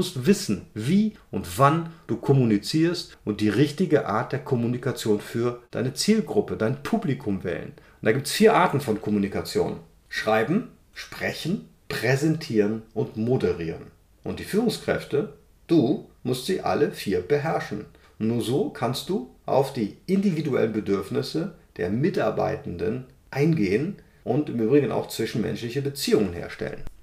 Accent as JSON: {"language": "German", "town": "Cologne", "region": "North Rhine-Westphalia", "country": "Germany", "said": "ich komme aus Köln, wir sagen ja nicht Fisch, nicht Fleisch, komisch"}